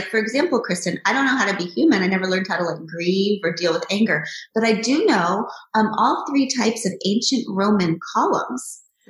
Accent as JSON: {"language": "English", "country": "United States", "said": "But then I'm also American"}